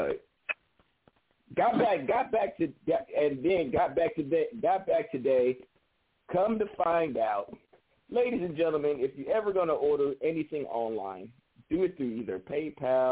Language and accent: English; the Bay Area, California, United States; I'm from the Bay